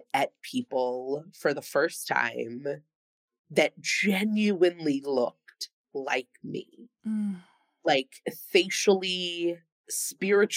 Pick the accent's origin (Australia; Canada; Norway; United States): United States; Long Island, New York; now in New York City, United States; I grew up on Long Island in a reasonably diverse